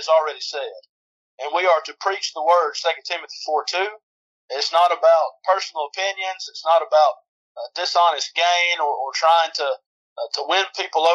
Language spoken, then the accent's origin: English; Adairsville, Georgia, United States; moved away as an adult; also born or lived in Henderson, Tennessee / Memphis, Tennessee; I'm originally from Adairsville, Georgia, which is northwest Georgia